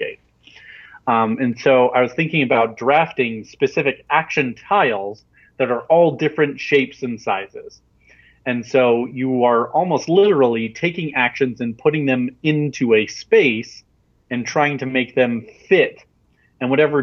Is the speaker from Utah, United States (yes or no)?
yes; Salt Lake City, Utah, United States; now in Provo, United States; I'm from Salt Lake City, Utah, and right now I'm in Provo, Utah, which is 45 minutes away